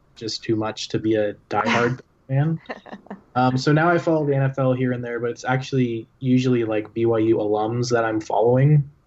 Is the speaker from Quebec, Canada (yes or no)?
no; Toronto, Ontario, Canada; now in Utah, United States; I, I grew up in Toronto